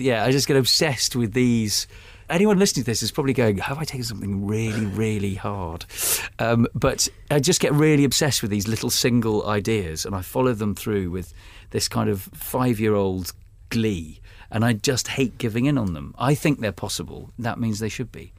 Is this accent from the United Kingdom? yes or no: yes; United Kingdom; I'm British